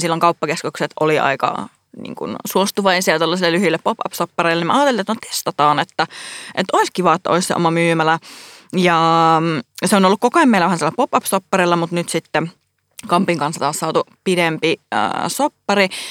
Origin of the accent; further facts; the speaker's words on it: Oulu, North Ostrobothnia, Finland; accent: Oulu dialect; moved away as an adult; now in Helsinki, Finland; mä oon siis Oulusta kotoisin